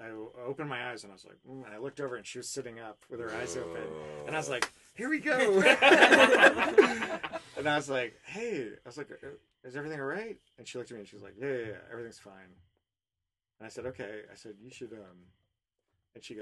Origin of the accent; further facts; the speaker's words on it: Woodstock, Vermont, United States; now in Los Angeles, United States; the town I grew up in Woodstock, Vermont